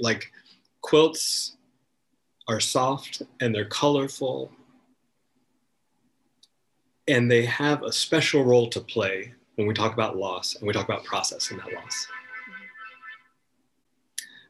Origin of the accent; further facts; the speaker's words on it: North Carolina, United States; I am from North Carolina originally. I grew up in the woods with my brothers and my cousins and my grandparents